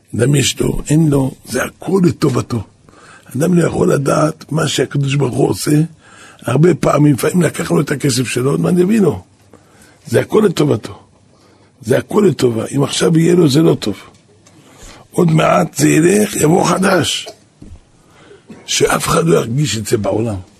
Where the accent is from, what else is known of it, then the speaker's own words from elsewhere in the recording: Jerusalem, Jerusalem District, Israel; אני גדלתי פה בנהר שלום